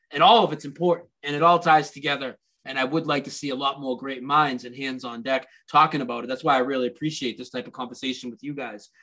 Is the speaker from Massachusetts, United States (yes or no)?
yes; Lowell, Massachusetts, United States; Ed McMahon's from my hometown